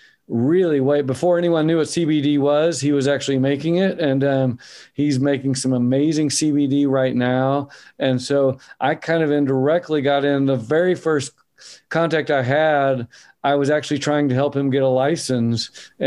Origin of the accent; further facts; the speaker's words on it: Oklahoma, United States; moved away as an adult; now in Bend, United States; I'm from Oklahoma, which is a very, very red state, almost opposite Oregon. And we moved out here.